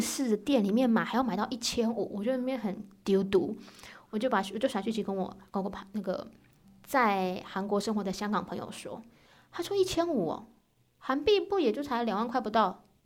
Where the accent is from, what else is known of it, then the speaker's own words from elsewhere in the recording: Taiwan; now in South Korea; 我就觉得我们台湾人怎么那么黄啊